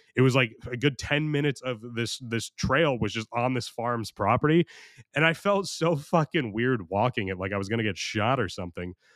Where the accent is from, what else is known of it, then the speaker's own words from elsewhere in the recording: United States; I'm American